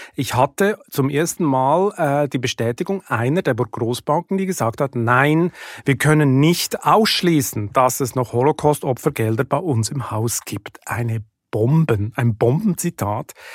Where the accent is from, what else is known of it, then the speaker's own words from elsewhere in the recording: Lucerne, Switzerland; moved away as an adult; also born or lived in Hamburg, Germany; now in Germany; ich komme aus Luzern, da wächst man am See auf